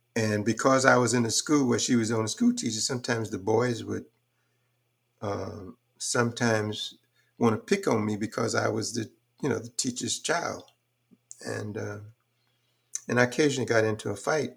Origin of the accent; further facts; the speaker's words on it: Houston, Texas, United States; also born or lived in Fort Worth, Texas / Graham, Texas; I came up doing some really rough times in Houston, in particular, um, but Fort Worth in the beginning